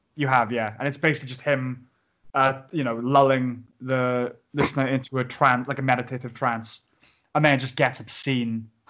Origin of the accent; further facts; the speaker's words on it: Pontypridd, Wales, United Kingdom; i am from Pontypridd